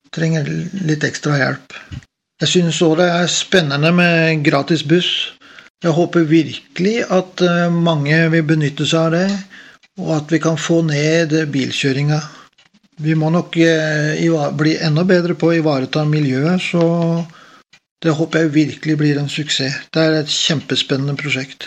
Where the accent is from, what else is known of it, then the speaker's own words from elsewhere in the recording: Oslo, Norway; moved away as an adult; now in Stavanger, Norway; Jeg er født og oppvokst i Oslo og kom til Stavanger i 1988